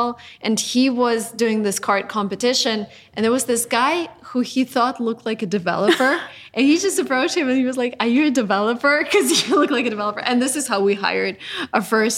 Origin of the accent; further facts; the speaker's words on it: Russia; I'm originally from Russia